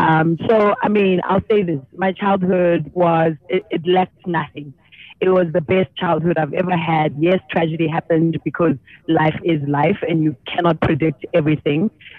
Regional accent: Soweto, Gauteng, South Africa; Flats, which is deep Soweto. For a brief period, also lived in Pimville. So I'm a through and through Soweto child. That's where childhood was for me.

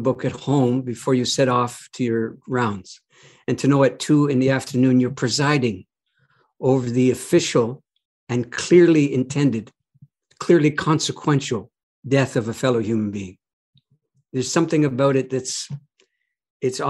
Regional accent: Canada; I'm a Canadian

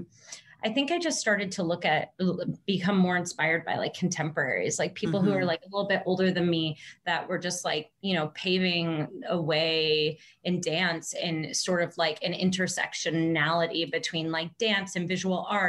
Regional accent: Tecumseh, Michigan, United States; I grew up in a very small town, kind of in the middle of nowhere, literally in the middle of cornfield, called Tecumseh, Michigan

